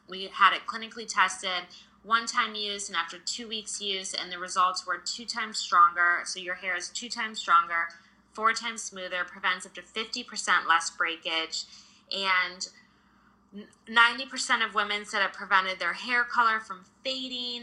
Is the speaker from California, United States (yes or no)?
no; suburbs outside of Detroit, Michigan, United States; So I grew up in Michigan in the suburbs outside of Detroit.